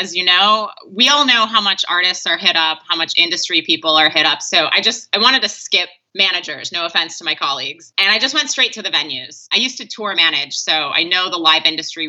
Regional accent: Wisconsin, United States; moved away; I'm originally from Wisconsin

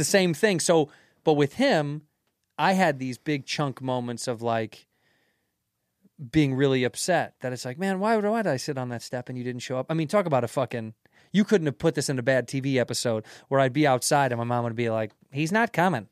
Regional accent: Chicago, Illinois, United States; moved away as an adult; now in New York, United States; I grew up in Chicago in the Jordan era

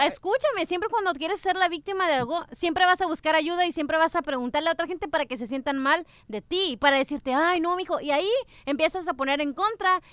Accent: Mexico; somos los mexicanos

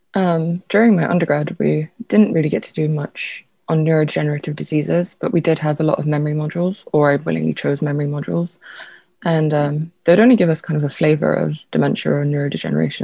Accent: London, United Kingdom; also born or lived in Lithuania; I was born in Lithuania, but I moved here when I was very young, so I consider myself a Londoner.

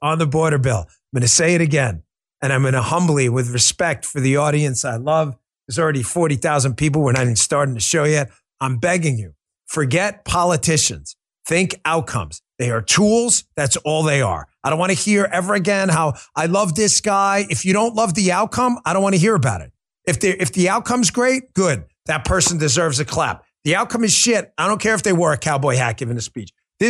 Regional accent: Queens, New York, United States; accent: New York; now in Florida, United States; I'm a Queens kid. I had to get rid of my New York accent because I came down here to Florida

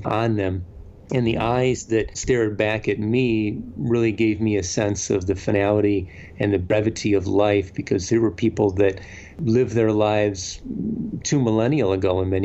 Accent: Wisconsin, United States; also born or lived in London; growing up in Wisconsin

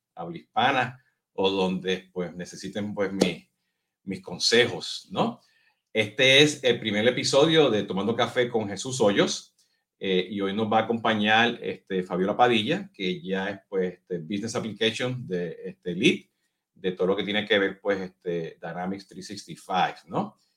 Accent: Puerto Rico; now in Mexico; Por mi acento, no sé si se dieron cuenta, pues yo soy boricua

